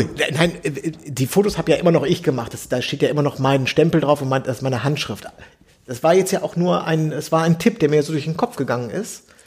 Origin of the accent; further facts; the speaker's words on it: Bielefeld, North Rhine-Westphalia, Germany; in Bielefeld, meiner Heimatstadt